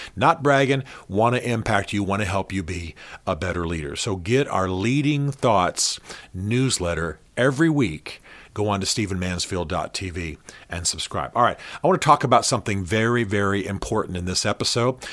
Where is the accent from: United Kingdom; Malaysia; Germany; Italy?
Germany; Berlin; I grew up in Berlin, Germany.